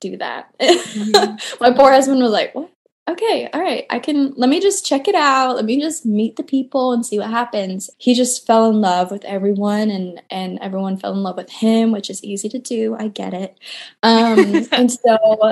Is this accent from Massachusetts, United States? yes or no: no; Tri-Cities, Washington, United States; moved away as an adult; also born or lived in Redding, California / Dallas, Texas; now in Charlotte, United States; I grew up small town in Tri-Cities, Washington